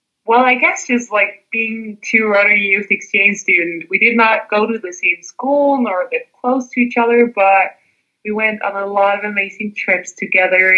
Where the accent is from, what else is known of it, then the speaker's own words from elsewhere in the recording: Denmark; I'm from Denmark, and I'm in Denmark right now.